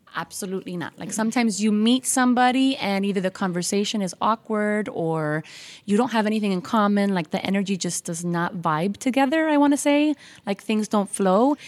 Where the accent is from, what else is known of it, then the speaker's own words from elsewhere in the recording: Miami, Florida, United States; I was born and raised in Miami